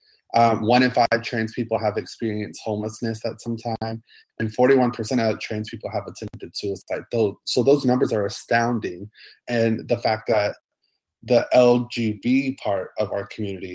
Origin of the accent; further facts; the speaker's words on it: Montgomery, Alabama, United States; moved away; also born or lived in Atlanta, Georgia / Orlando, Florida; I grew up in Montgomery, Alabama, and in between Montgomery and Atlanta.